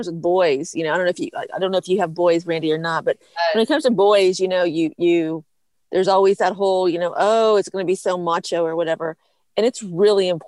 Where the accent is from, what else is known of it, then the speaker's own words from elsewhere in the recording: Midwest, United States; now in East Coast, United States; I'm from the Midwest. And when I moved to the East Coast eons ago